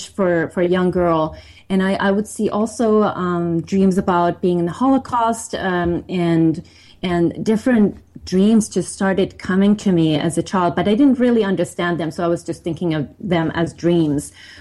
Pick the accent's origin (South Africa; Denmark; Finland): Finland; I grew up in Finland